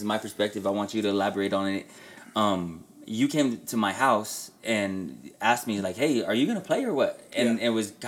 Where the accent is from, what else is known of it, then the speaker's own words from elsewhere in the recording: Denver, Colorado, United States; I was raised on the Federal Corridor